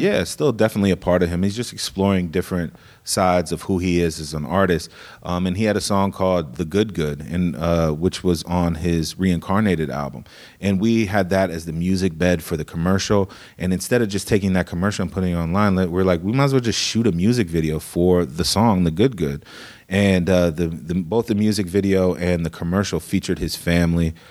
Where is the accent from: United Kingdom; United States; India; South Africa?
United States; Des Moines, Iowa; now in Southern California, United States; I was born in Des Moines